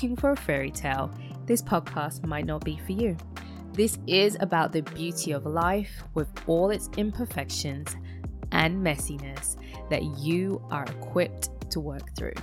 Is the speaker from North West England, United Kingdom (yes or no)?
no; London, United Kingdom; moved away as an adult; now in United States; I was born and raised in London to Caribbean parents and have been living in America for over 15 years